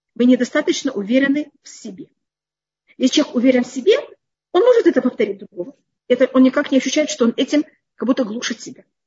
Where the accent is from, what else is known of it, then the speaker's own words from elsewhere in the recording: Israel; Я выросла в другом поколении, в другом мире, я уже росла в Израиле